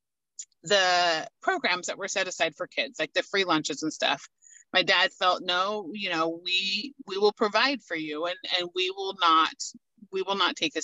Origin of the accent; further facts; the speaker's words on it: Washougal, Washington, United States; I was 9 days old when they moved us to Washougal, which is where I grew up and lived my entire life